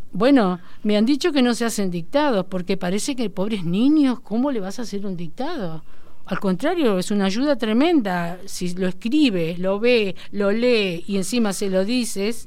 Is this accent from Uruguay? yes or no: yes; Florida, Uruguay; also born or lived in Castillos, Rocha, Uruguay; me crié en Florida, en realidad, 25 ah. años